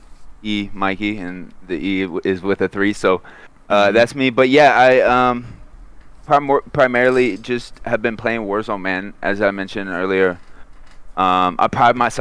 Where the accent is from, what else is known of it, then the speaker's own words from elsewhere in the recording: Florida, United States; I grew up in Florida